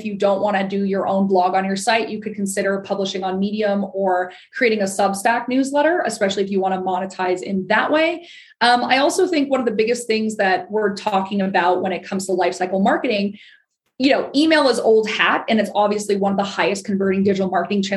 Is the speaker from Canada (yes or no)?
yes; Ottawa, Ontario, Canada; I am from Ottawa, Ontario, which is, of course, our nation's capital in Canada